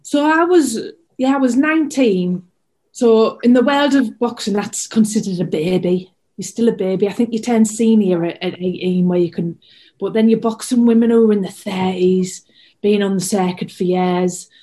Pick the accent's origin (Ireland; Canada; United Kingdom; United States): United Kingdom; Hartlepool, North East England; my hometown